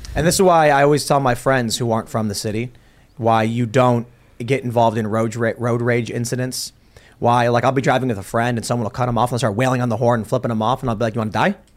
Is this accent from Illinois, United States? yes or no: yes; Chicago, Illinois, United States; I grew up in Chicago very liberal